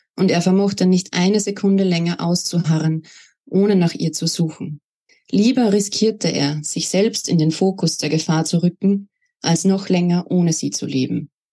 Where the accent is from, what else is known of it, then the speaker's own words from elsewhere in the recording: Salzburg, Austria; now in Upper Austria, Austria; Ich bin gebürtige Salzburgerin, wurde dort 1992 geboren und bin auch im Bundesland Salzburg aufgewachsen, lebe aber jetzt in Oberösterreich